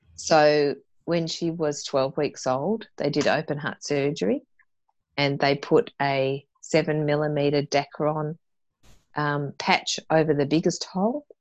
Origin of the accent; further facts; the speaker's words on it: Tasmania, Australia; moved away; being a Tasmanian, you know, that my dad used to supply um, the Launceston chairlift